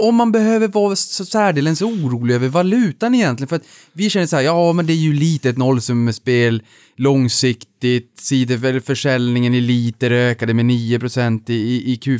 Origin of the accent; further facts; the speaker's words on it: Norrland, Sweden; som norrlänning